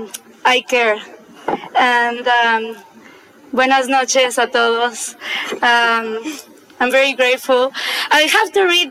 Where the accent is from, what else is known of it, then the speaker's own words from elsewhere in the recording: Mexico City, Mexico; I was born in Mexico City.